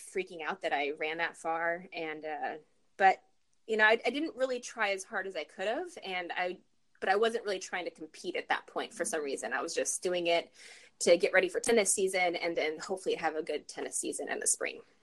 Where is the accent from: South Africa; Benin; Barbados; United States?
United States; Farmington, New Mexico; moved away as an adult; also born or lived in Denver, Colorado / Dallas, Texas / Las Cruces, New Mexico; now in California, United States; I spent most of my childhood in New Mexico. So uh, junior high and high school was in Farmington, New Mexico